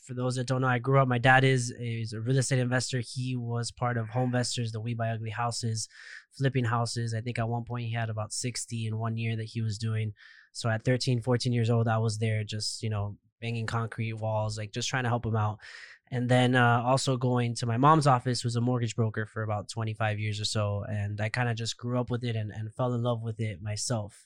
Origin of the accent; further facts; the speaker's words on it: Miami, Florida, United States; I was, I was born and raised in Miami, so I've never left Miami